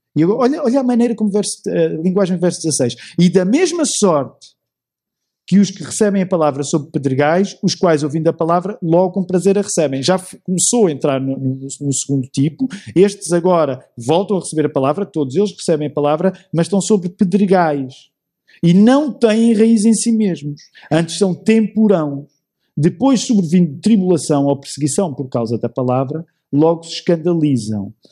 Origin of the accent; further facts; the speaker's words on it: Portugal; nossa experiência em Portugal